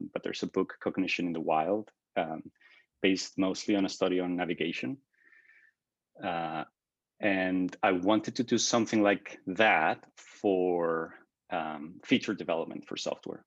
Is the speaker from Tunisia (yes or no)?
no; Mexico; moved away as an adult; also born or lived in Toronto; I came out of undergrad with a computer systems engineering degree from Mexico. And I worked as an independent freelance software developer, doing custom work for local companies in my hometown